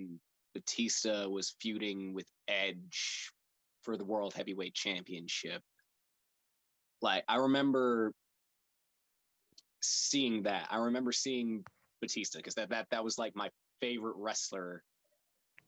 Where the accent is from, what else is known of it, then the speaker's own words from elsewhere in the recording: Conyers, Georgia, United States; I'm a kid from Conyers, Georgia, grew up watching wrestling